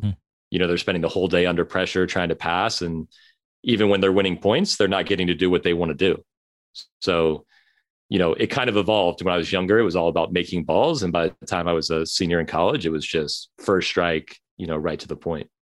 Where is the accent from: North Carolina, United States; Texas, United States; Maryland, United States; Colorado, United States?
North Carolina, United States; Chapel Hill; also born or lived in Long Beach, California; I grew up in Long Beach